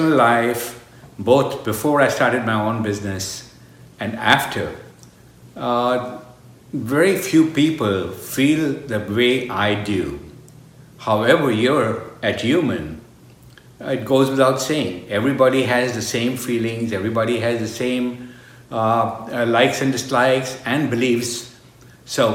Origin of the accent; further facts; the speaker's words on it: India; moved away; I grew up in India in a family of very loving parents